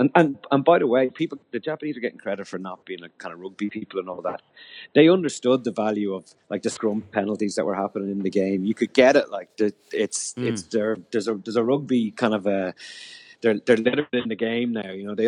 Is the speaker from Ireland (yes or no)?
yes; Ireland; as just Irish people